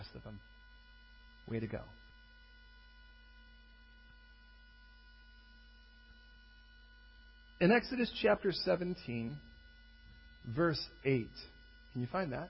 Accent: Chicago, Illinois, United States; I was born and raised in Chicago, Southside

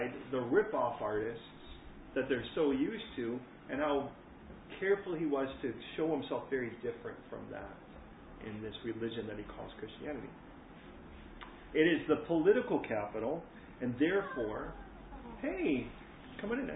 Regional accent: California, United States; now in London, United Kingdom; coming from California, the connotations of coming from California are very different from coming from America

